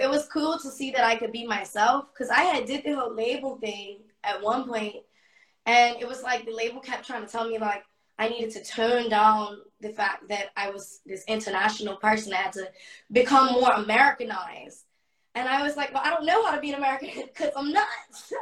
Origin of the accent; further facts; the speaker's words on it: Bermuda; moved away as an adult; also born or lived in United States; I'm from Bermuda